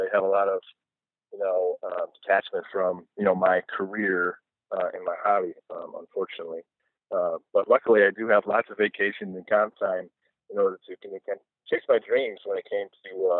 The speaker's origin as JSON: {"language": "English", "region": "Michigan", "country": "United States", "tie": "born or raised there", "said": "being born and raised in Michigan"}